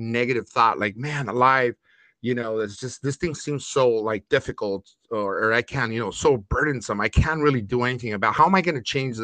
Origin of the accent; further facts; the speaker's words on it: Los Angeles, California, United States; I also grew up in like project-like government subsidized apartments mm-hmm. in L.A.